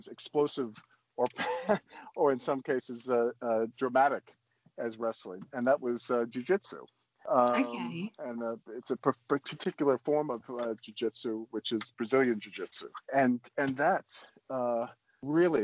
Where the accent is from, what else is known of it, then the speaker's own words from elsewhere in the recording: New Orleans, Louisiana, United States; moved away as an adult; when I was young, growing up in New Orleans